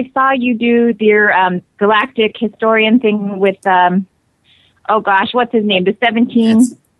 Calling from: Alaska, United States; I'm calling from Alaska.

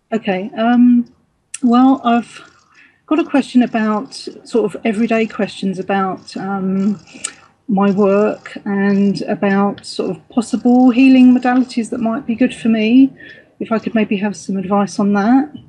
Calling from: East Anglia, East of England, United Kingdom; I'm calling from East Anglia in UK.

